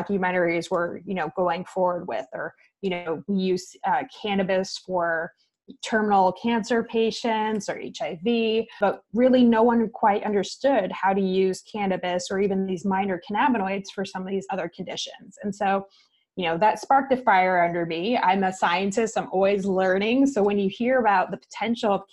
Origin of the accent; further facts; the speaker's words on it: New Jersey, United States; moved away; also born or lived in Texas / California; in New Jersey, where I'm from